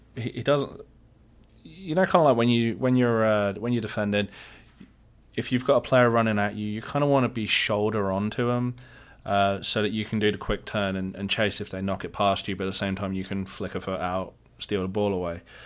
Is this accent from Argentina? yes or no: no; England, United Kingdom; moved away; I am your resident Englishman